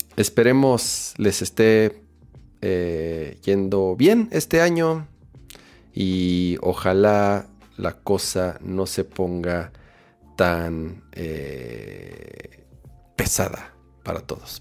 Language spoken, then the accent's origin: Spanish; Mexico